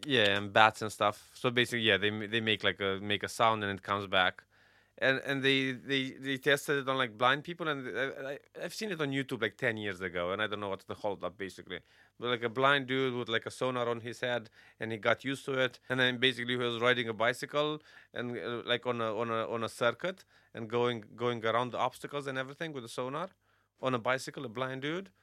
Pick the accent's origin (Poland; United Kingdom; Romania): Romania; born or raised there; moved away